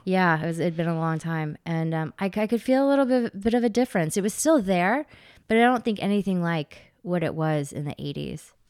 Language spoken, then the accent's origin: English; Memphis, Tennessee, United States; I'm from Memphis